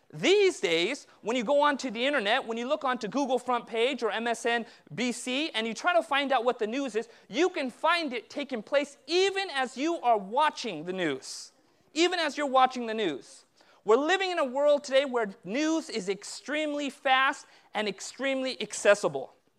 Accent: Southern California, United States; I was born and raised in Southern California, but my parents immigrated from India a year before I was born.

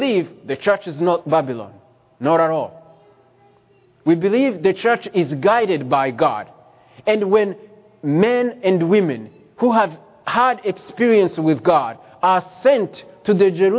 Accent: Rwanda; I was born in Rwanda

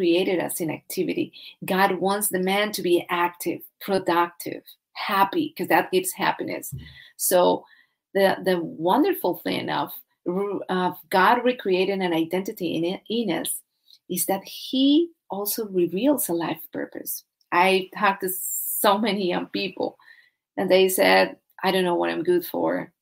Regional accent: Colombia; I'm from Colombia, South America

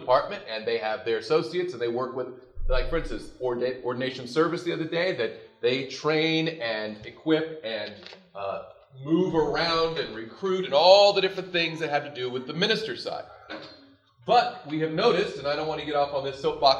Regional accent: Tennessee, United States; I grew up in Tennessee

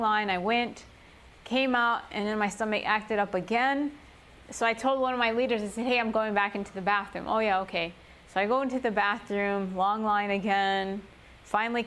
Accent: Chicago, Illinois, United States; English is a second language; I grew up in Chicago, you know, concrete jungle

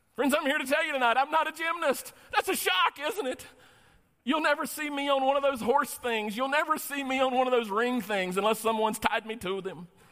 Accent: North Carolina, United States; now in Novi, United States; I'm originally from North Carolina. I know you didn't detect that I have an accent because I don't

